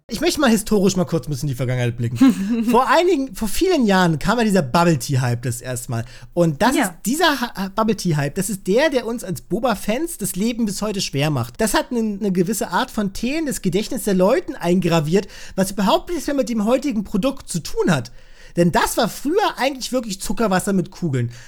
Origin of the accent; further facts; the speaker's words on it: Germany; bei uns in Deutschland